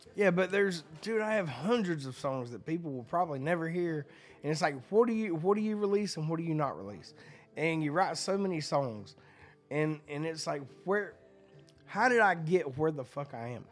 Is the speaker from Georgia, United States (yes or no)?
yes; Hazlehurst, Georgia, United States; now in Nashville, United States; I'm from Hazehurst, Georgia. I moved fucking seven hours north